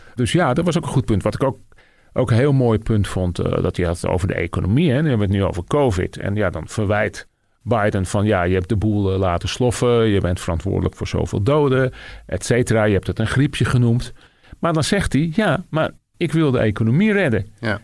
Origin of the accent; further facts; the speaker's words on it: Netherlands; also born or lived in United States; ik als Nederlander